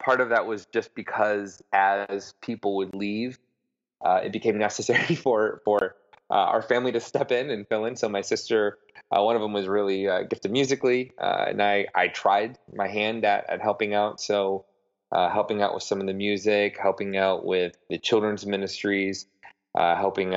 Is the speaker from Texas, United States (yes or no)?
no; Broadview, Illinois, United States; also born or lived in Oklahoma City / Western Michigan / Wheaton, Illinois; now in New York, United States; So I am from Broadview, Illinois, which is a small suburb right on the border of the great Midwestern city of Chicago.